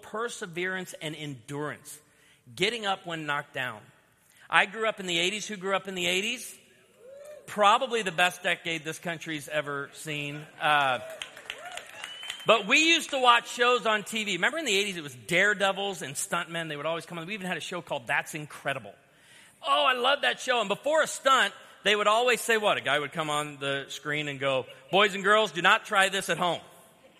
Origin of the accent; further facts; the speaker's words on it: outside of Chicago, Illinois, United States; I was born outside of Chicago